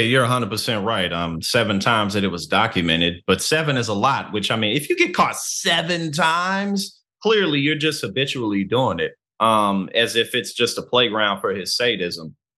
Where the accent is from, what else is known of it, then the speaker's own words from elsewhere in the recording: St. Louis, Missouri, United States; now in New Jersey, United States; I'm from Saint Louis, Missouri. I live in, uh, New Jersey now